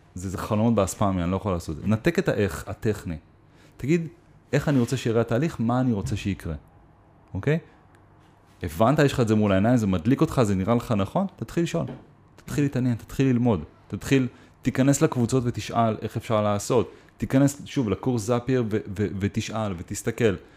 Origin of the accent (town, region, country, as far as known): Israel